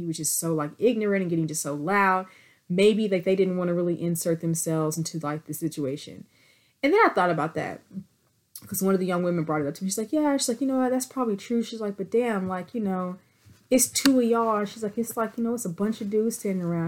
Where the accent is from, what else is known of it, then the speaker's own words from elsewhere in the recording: Abilene, Texas, United States; now in Dallas, United States; I'm from Abilene, Texas, first of all. I'm an Abilene, Texas, living in Dallas transplant